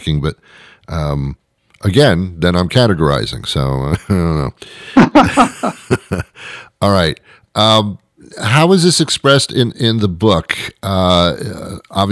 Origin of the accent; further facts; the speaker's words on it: New York, United States; I'm from New York. I lived most of my life in New York